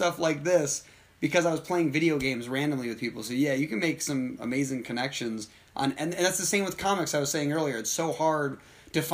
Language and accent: English; United States; I'm from America